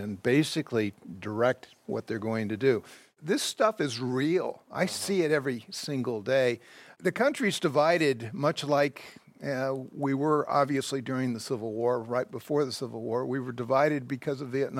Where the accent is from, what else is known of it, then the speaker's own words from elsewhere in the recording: Northern Virginia, United States; I come from Northern Virginia